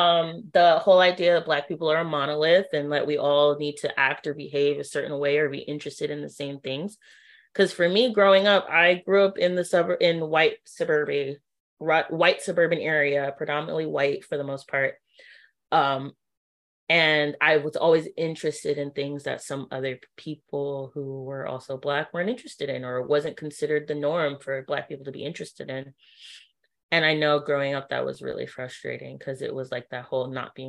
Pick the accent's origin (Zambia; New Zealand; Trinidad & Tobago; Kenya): Trinidad & Tobago; oh yeah, I'm also Trini, especially because people face value don't assume that I'm Trinidadian at all